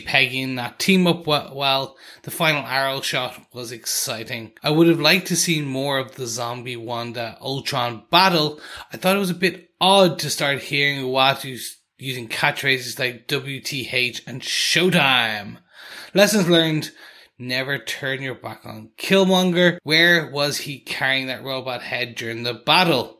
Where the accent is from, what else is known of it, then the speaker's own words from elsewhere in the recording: Ireland; me coming from Ireland